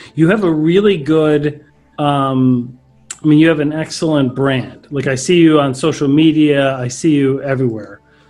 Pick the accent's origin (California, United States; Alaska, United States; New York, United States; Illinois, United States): Illinois, United States; Chicago; moved away; I'm from Chicago originally.